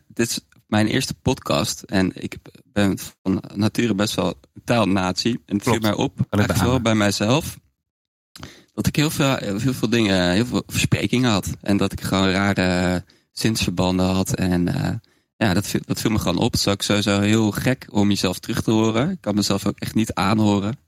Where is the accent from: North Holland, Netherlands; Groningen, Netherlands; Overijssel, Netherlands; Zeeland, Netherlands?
Overijssel, Netherlands; Zwolle; also born or lived in Gelderland; ik ben een Zwolse, Zwolse jongen